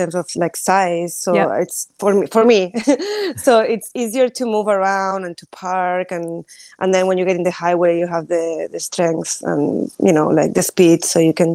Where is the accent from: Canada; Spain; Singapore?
Spain; now in Brooklyn, United States; I'm from Spain